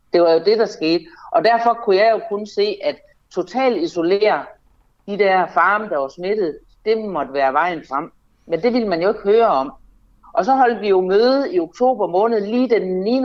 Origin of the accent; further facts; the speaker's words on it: North Jutland, North Denmark Region, Denmark; jeg kommer jo fra Nordjylland